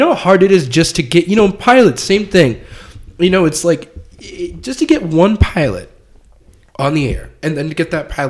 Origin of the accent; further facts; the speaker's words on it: New Hampshire, United States; I'm from New Hampshire.